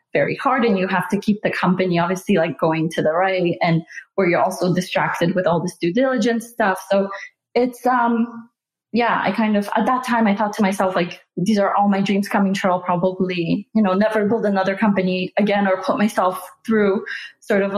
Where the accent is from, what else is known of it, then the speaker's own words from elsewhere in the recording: Canada; moved away as an adult; also born or lived in Silicon Valley; move to Silicon Valley because we're both Canadian